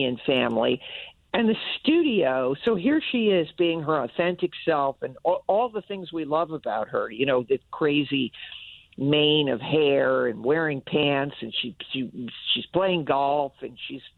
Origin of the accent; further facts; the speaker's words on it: Old Saybrook, Connecticut, United States; I grew up in Old Saybrook